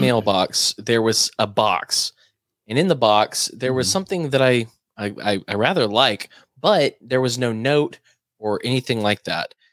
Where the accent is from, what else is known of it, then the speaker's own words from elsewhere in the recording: United States; I'm an American